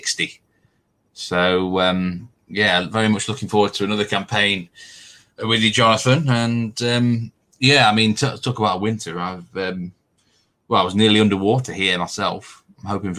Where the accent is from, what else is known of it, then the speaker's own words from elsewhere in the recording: north of England, Yorkshire and the Humber, United Kingdom; accent: northern; with my northern accent